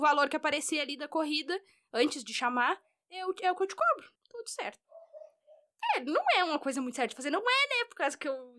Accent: Rio Grande do Sul, Brazil; Eu sou gaúcha, eu sou gaúcha

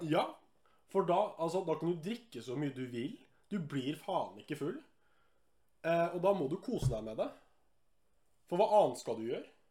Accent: Lillehammer, Innlandet, Norway; fra Lillehammer

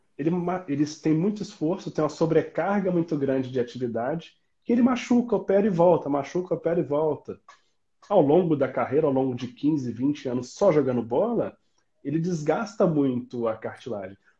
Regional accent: Itajubá, Minas Gerais, Brazil; accent: mix of São João del Rei and Itajubá; now in Juiz de Fora, Brazil; por ser do sul de Minas, eu sou de Itajubá

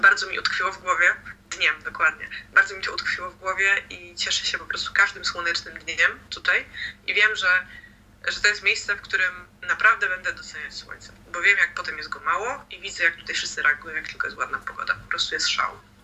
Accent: Poland; moved away as an adult; now in Sweden; jesteśmy z Polski

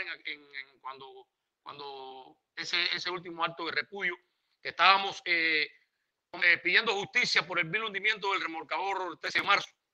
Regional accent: Cuba; moved away as an adult; now in United States; salí de Cuba con mi frente muy alta. Nunca más he regresado

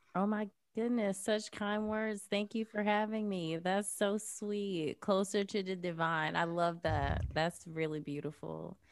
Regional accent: Jacksonville, Florida, United States; moved away as an adult; also born or lived in New York City / Los Angeles; I grew up in Jacksonville, Florida

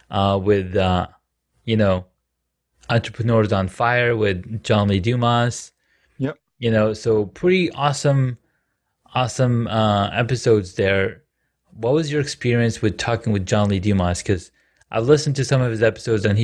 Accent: Saudi Arabia; I grew up in Saudi Arabia, so mentorship is a is a more of a Western Western word.

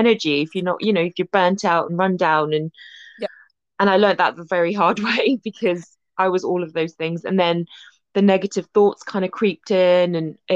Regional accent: Malaysia; I grew up in Malaysia

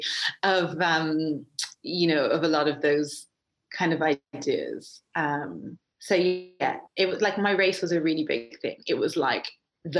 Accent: Ireland; also born or lived in Atlanta, United States; growing up in Ireland in the 80s, having a black dad

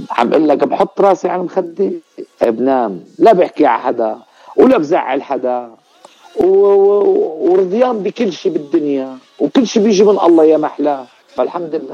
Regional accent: Ras al-Basit, Latakia Governorate, Syria; أنا أنا أنا ضيعتي الزيتوني ولكن بالب... يعني مشان تنعرف هي قرية اسمها رأس البسيط المنطقة منطقة رأس البسيط

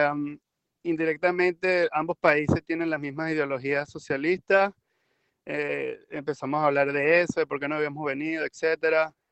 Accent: Venezuela; now in Canada; me fui en abril de Venezuela, salí de Maiquetía a las 2 de la tarde, me fui con tres suéteres encima porque voy a Canadá.

